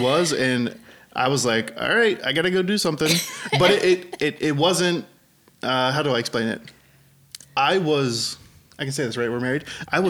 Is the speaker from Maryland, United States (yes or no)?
no; Pittsburgh, Pennsylvania, United States; now in California, United States; I'm from Pittsburgh.